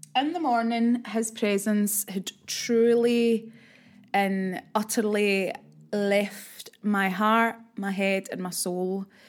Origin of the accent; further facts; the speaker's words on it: Glasgow, Scotland, United Kingdom; It's my hometown